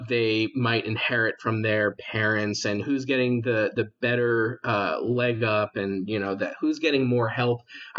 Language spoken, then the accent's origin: English; United States; as an American, I haven't followed the royal family too much.